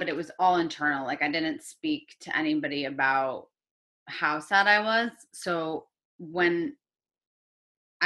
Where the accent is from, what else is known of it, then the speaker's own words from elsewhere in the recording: Connecticut, United States; I grew up in Connecticut.